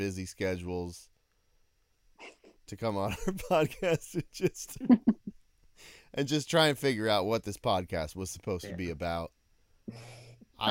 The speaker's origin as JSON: {"language": "English", "town": "Louisville", "region": "Kentucky", "country": "United States", "said": "We're from Louisville, Kentucky"}